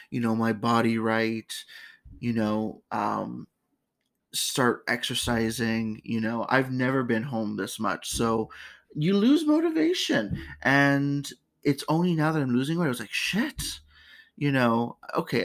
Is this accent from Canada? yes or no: yes; Canada; my home country